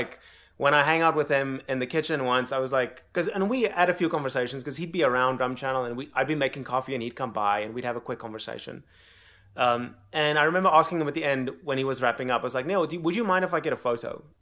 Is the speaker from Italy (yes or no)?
no; South Africa; moved away as an adult; now in United States; born and raised in South Africa